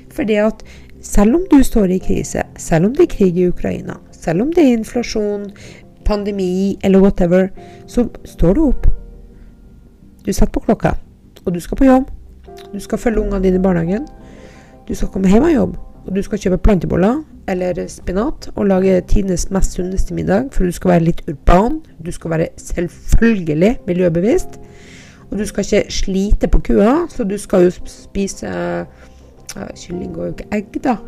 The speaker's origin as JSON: {"language": "Norwegian", "town": "Andøy", "region": "Nordland", "country": "Norway", "tie": "born or raised there", "moved": "yes", "said": "jeg er fra Andøya"}